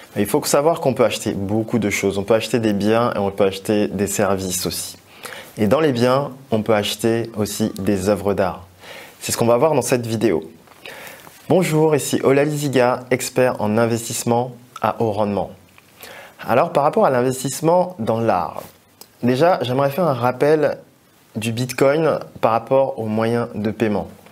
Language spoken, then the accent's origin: French; Togo; mon pays d'origine qui est le Togo